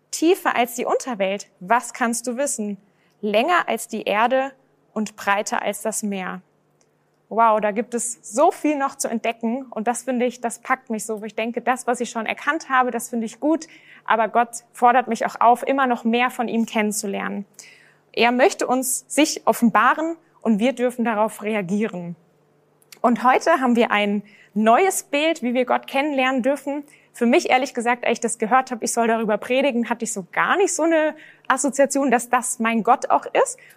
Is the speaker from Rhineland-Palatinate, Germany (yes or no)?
yes; Rhineland-Palatinate, Germany; Bei mir ist es so, ich bin selbst aufgewachsen in Rheinland-Pfalz.